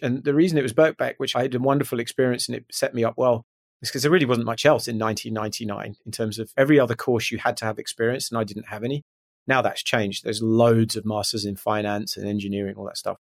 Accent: just outside Glasgow, West Central Scotland, United Kingdom; moved away as an adult; I grew up in strangely West Central Scotland, just outside Glasgow, for the first eighteen years of my life

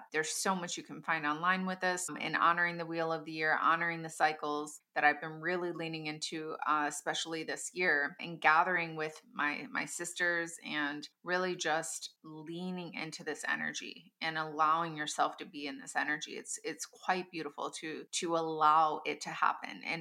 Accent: Midwest of the United States, United States; my hometown

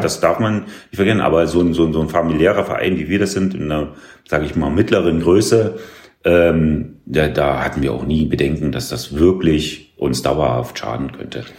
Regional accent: small village near Hoyerswerda, northern Saxony, Germany; moved away as an adult; also born or lived in Cottbus; now in Wildau, Germany; ich komme ja aus Nordsachsen sozusagen, ein mhm. sehr, sehr kleines Dörfchen äh, in der Nähe von Hoyerswerda

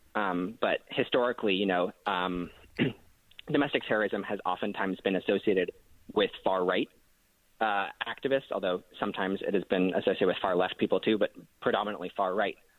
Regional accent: New York, United States; growing up in New York in a post 9 11 world

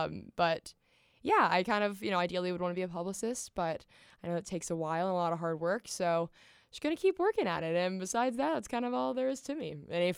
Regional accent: Franklin, Tennessee, United States; moved away as an adult; now in Auburn, United States; I'm originally from Franklin, Tennessee, a little south of Nashville.

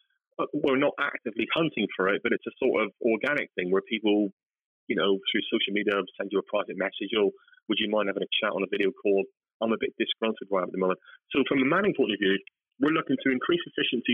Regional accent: West Country, South West England, United Kingdom; accent: West Country; my West Country accent

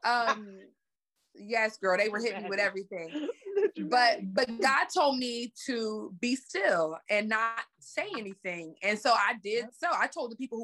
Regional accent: Pittsburgh, Pennsylvania, United States; now in Los Angeles, United States; growing up in a project in Pittsburgh, Pennsylvania, where I'm from

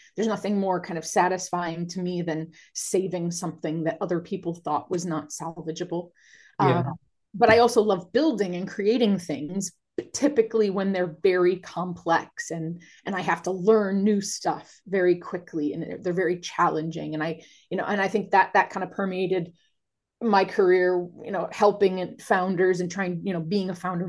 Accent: Cleveland, Ohio, United States; moved away as an adult; now in United Kingdom; I'm originally from Cleveland, Ohio, so American

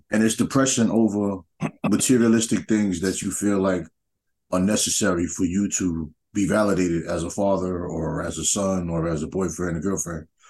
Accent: New York, United States; moved away; growing up in New York, like we had tournaments

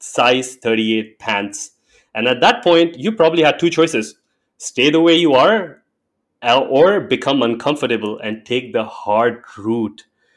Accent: India; I'm an Indian by birth, and I grew up learning about Hindu mythology and religion and culture

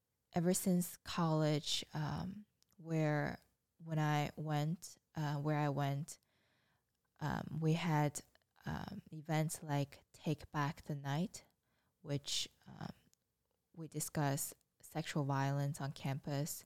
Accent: China; moved away; I grew up in China and went through the education system

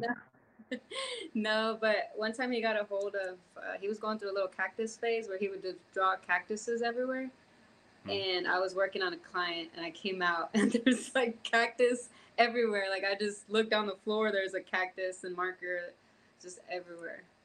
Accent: Houston, Texas, United States; also born or lived in California / Florida / Mexico; now in Fort Worth, United States; lived in Houston up until middle school.

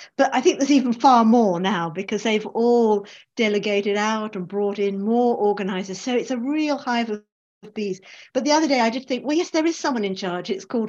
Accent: England, United Kingdom; accent: English; And myself, and of course I'm English, as you can hear from my voice.

